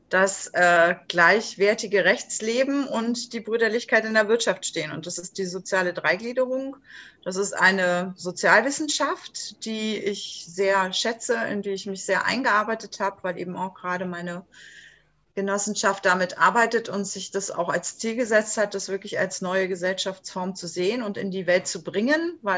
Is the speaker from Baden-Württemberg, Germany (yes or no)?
no; Berlin, Germany; born there; now in Stralsund, Germany; ich bin gebürtige Berlinerin, lebe jetzt in Stralsund an der wunderschönen Ostsee, bin 58 Jahre alt